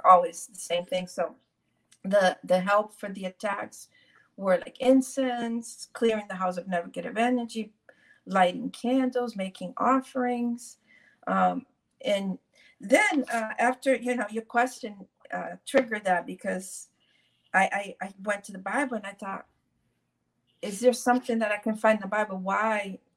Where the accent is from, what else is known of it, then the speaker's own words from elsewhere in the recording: Brazil; I was born in Brazil